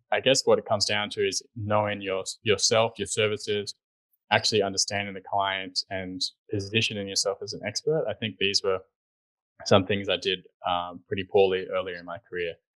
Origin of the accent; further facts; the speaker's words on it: Sydney, New South Wales, Australia; moved away as an adult; also born or lived in New York City; I grew up in Sydney, Australia